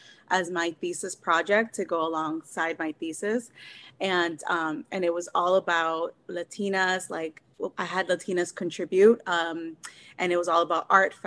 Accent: Miami, Florida, United States; moved away as an adult; also born or lived in Cuba / Massachusetts; So I was born in Cuba. I'm an immigrant and I was raised in Miami

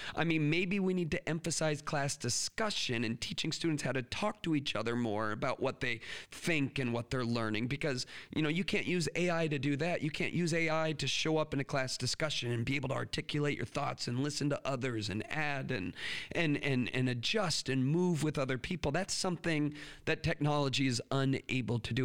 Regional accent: United States; us American educators

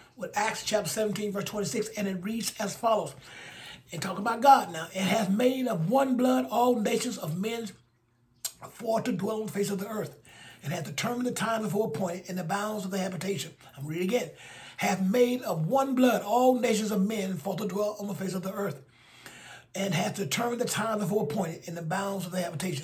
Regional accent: Alabama, United States; in Alabama, in my home state

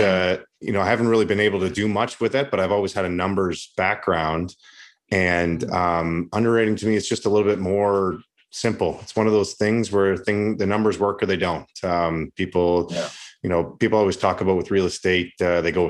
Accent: Canada; moved away as an adult; also born or lived in United States / Russia / Latvia / Switzerland; I'm Canadian

